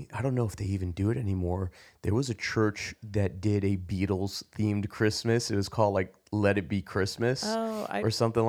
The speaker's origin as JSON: {"language": "English", "region": "New York", "country": "United States", "tie": "born or raised there", "said": "you mentioned growing up in the city, growing up in New York, the atmosphere, the air."}